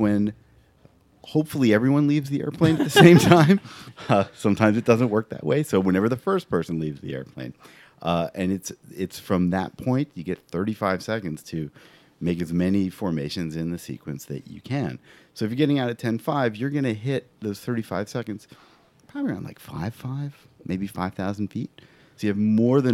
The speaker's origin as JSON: {"language": "English", "region": "New Jersey", "country": "United States", "tie": "born or raised there", "also_born_or_lived": "New York City", "said": "I lived in New Jersey my whole life, except for about 9 months when I lived in New York City"}